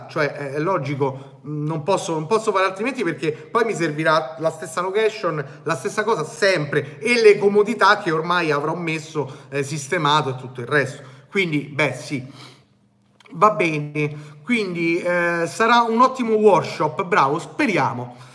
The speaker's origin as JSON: {"language": "Italian", "town": "Naples", "region": "Campania", "country": "Italy", "said": "Eh, io vengo da Napoli"}